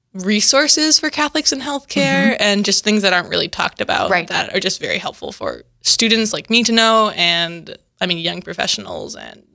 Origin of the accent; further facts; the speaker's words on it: Minnesota, United States; In central Minnesota.